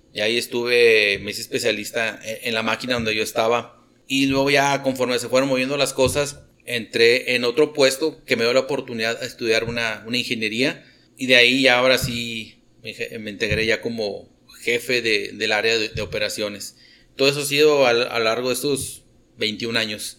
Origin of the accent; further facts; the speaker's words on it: Monterrey, Nuevo León, Mexico; moved away as an adult; now in Delicias, Mexico; yo nací en Montemorelos y ya, digo, me, crié a fin de cuentas en, el Monterrey